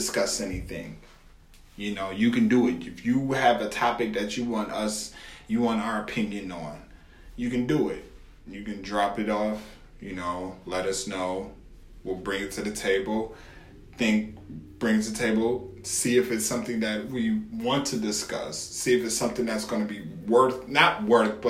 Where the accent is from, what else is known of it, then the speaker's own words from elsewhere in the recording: Buffalo, New York, United States; I'm from Buffalo